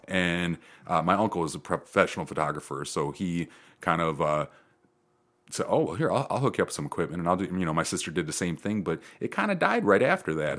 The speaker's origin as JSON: {"language": "English", "town": "Perrysburg", "region": "Ohio", "country": "United States", "tie": "born or raised there", "also_born_or_lived": "Charlottesville, Virginia / Chicago, Illinois / Houston, Texas", "moved": "as an adult", "said": "I grew up in Perrysburg"}